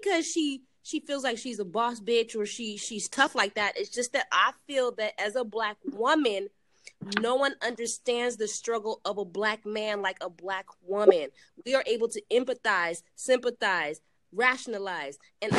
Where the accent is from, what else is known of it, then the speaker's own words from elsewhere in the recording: Oakley, California, United States; moved away as an adult; now in Cancun, Mexico; I'm from California in the Bay Area where it's a melting pot.